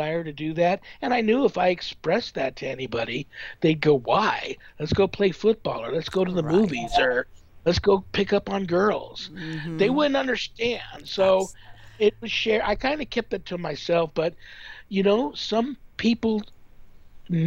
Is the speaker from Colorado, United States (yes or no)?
no; Southern California, United States; moved away as an adult; now in Las Vegas, United States; I grew up in Southern California, near like a canyon